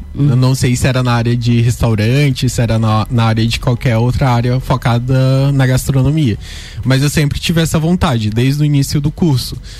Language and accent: Portuguese; northern Pará, Brazil; moved away as an adult; now in Lages, Brazil; eu vim lá do norte do Pará. E, tipo, atravessei o Brasil inteiro pra fazer uma faculdade